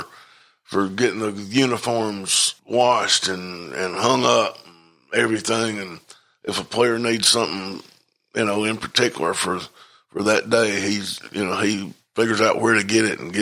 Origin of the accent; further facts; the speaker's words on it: Talladega, Alabama, United States; I grew up 8 miles north of the Talladega race car track